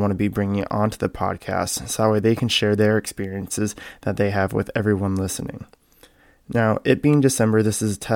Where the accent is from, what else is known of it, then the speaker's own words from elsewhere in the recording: Canada; moved away as an adult; also born or lived in Michigan; I was born and raised in Canada, where I started bowling youth basically from the time I was able to walk